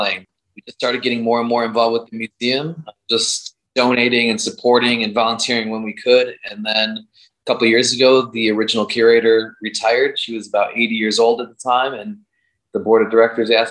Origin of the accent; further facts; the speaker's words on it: Chicago, Illinois, United States; born and raised in Chicago